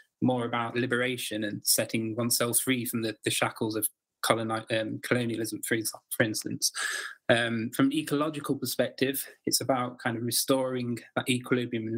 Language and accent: English; Derbyshire, Peak District, East Midlands, United Kingdom; I grew up in Derbyshire in the Peak District area of England